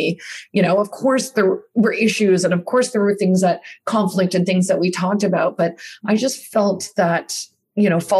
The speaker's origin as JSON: {"language": "English", "country": "Canada", "tie": "born or raised there", "also_born_or_lived": "New York, United States / Australia", "lives_now": "Toronto, Canada", "said": "I grew up here in Canada"}